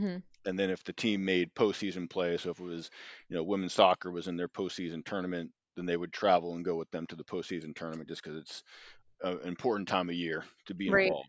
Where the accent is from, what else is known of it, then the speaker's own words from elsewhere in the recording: Boston, Massachusetts, United States; So I moved closer to home. Again, I'm from Boston, Mass. I moved closer to family who's all out here on the East Coast.